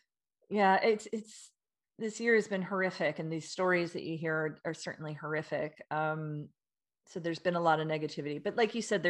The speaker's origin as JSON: {"language": "English", "country": "United States", "moved": "yes", "said": "as an American living abroud"}